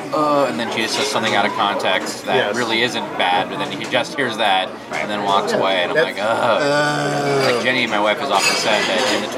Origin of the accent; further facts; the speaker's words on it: Detroit, Michigan, United States; I'm from Detroit